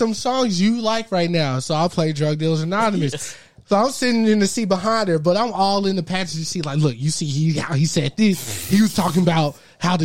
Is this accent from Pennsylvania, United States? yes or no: no; Texas, United States; I was born in Texas